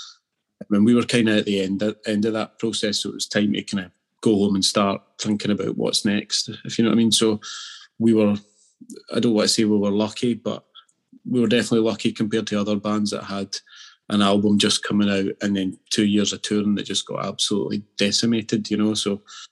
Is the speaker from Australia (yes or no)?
no; Scotland, United Kingdom; Being Scottish and being an Aberdeen fan